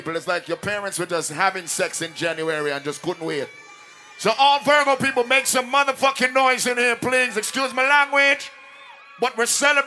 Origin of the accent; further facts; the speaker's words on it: Jamaica; I am Jamaican.